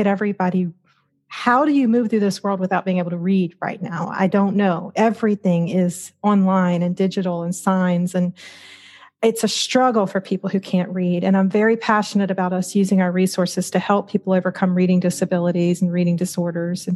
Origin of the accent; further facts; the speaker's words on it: Louisiana, United States; I grew up very embedded in the Southern Baptist Church in Louisiana